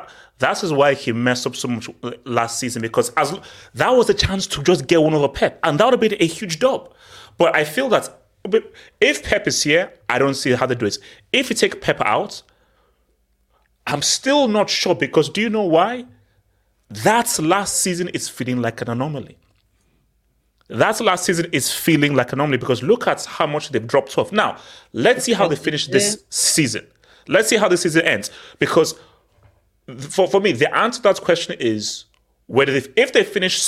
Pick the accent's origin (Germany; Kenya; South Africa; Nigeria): Nigeria; now in London, United Kingdom; Vivo en Londres. vivo en Londres, pero soy de Nigeria.